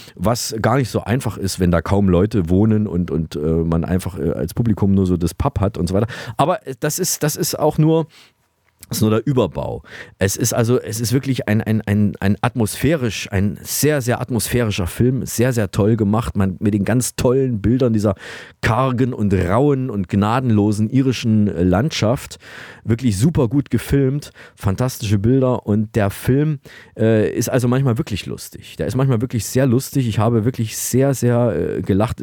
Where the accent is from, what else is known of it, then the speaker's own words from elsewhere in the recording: Saalfeld, Thuringia, Germany; aus meiner Heimatstadt Saalfeld in Thüringen